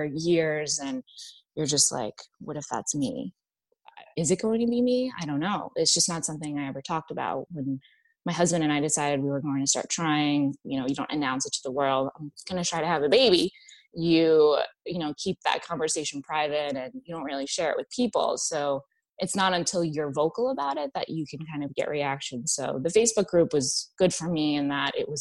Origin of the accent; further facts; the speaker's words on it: New England, United States; also born or lived in Washington, D.C. / Boston; now in Virginia, United States; I'm originally from New England.